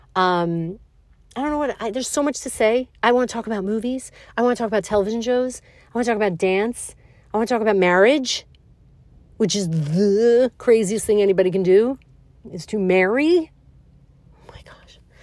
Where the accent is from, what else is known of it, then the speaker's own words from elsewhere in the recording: New York City, New York, United States; I was born and raised in Brooklyn, New York